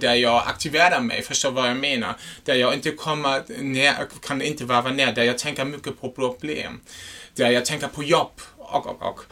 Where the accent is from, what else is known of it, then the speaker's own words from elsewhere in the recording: Germany; Swedish is a second language; moved away; jag är en tysk